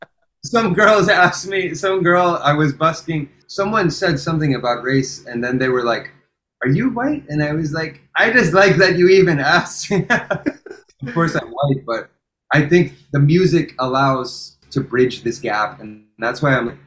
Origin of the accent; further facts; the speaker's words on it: England, United Kingdom; I was born in England